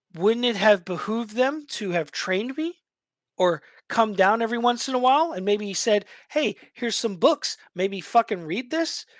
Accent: New York, United States; moved away; I was a shithead from New York

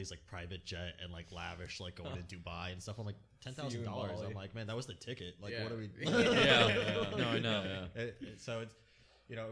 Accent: Lake Worth Beach, Florida, United States; I grew up in Lake Worth

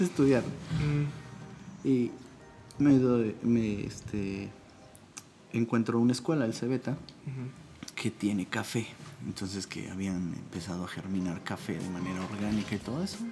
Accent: State of Mexico, Mexico; moved away as an adult; also born or lived in San Cristóbal de las Casas, Chiapas; now in Tlayacapan, Mexico; soy originario del Estado de México

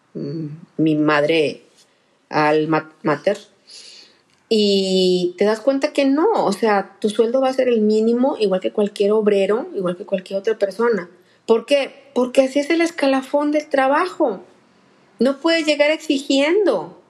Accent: Monterrey, Nuevo León, Mexico; yo soy la regia

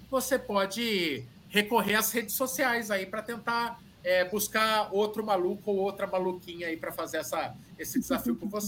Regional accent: Sorocaba, São Paulo, Brazil; sou de Sorocaba

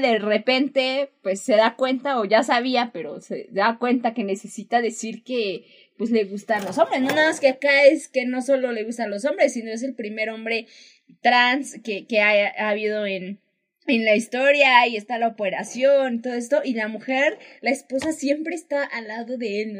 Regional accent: Mexico; somos mexicanos

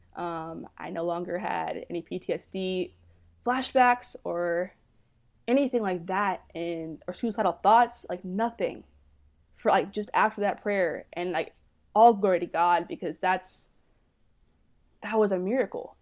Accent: Dallas, Texas, United States; I'm from the Dallas, Texas area.

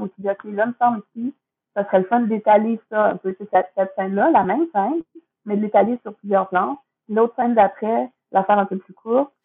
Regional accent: Quebec, Canada; c'est quand même ma ville, hum, ma culture. Je suis québécoise, mes, grands-parents parlaient de même

